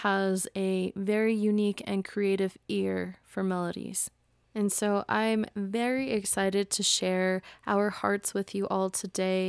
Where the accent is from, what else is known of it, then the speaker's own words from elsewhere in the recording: United States; I was born and raised in the United States into a family of immigrants.